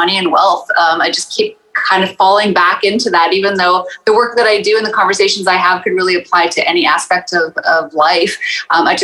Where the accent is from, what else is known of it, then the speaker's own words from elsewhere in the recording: Saskatchewan, Canada; also born or lived in Toronto area; now in Toronto, Canada; I am living currently in the Toronto area, born and raised in Saskatchewan